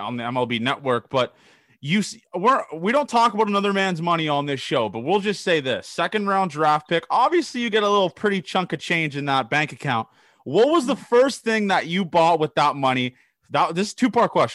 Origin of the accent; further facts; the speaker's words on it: Toronto, Ontario, Canada; I'm from Toronto